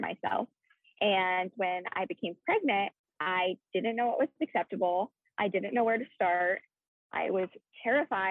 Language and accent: English; Iowa, United States; moved away as an adult; now in California, United States; that is where I am originally from, is Iowa